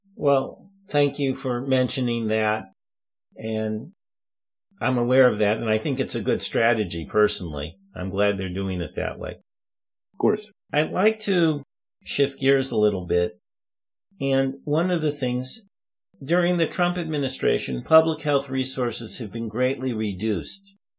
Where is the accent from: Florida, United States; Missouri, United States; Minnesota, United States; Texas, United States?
Missouri, United States; St. Louis; moved away; I go back to my hometown in St. Louis